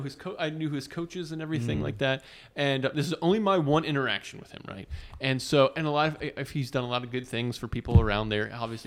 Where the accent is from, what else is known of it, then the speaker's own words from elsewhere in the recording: Newport News, Virginia, United States; because just growing up in Newport News, Virginia.